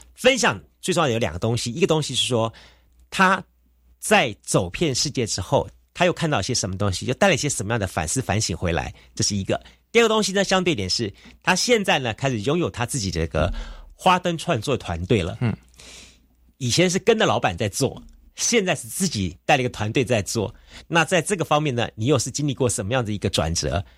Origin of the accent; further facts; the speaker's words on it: Taiwan; 我们台湾人